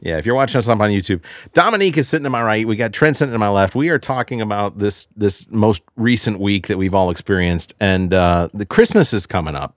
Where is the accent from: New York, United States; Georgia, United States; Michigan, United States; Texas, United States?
Georgia, United States; Decatur; also born or lived in Tucker, Georgia; I grew up in Decatur, Georgia, and over in, in, in, uh, off of La Vista, and then we grew up, uh, and then we moved to North Lake Mall, Tucker